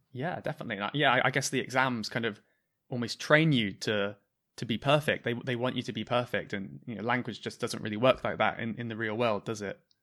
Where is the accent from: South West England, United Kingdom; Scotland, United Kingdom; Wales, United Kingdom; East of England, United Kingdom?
South West England, United Kingdom; southwest of the UK; I'm from the very south, southwest of the U K.